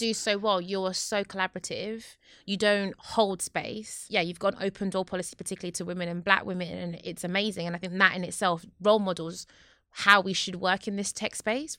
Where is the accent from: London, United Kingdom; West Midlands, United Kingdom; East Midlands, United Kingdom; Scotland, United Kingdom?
London, United Kingdom; I'm from Newham